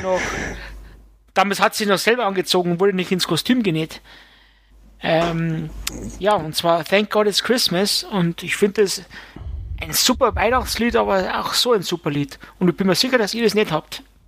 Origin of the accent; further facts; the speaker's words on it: Bavaria, Germany; es kommt ja bald die Stadezeit, wie es bei uns in Bayern heißt